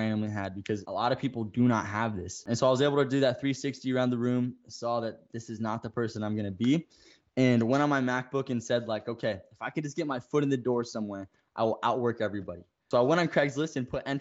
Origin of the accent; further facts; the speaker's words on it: Phoenix, Arizona, United States; now in Scottsdale, United States; grew up in Phoenix, Arizona. Currently, you know, live in Scottsdale, Arizona, so not too far from where I originally was born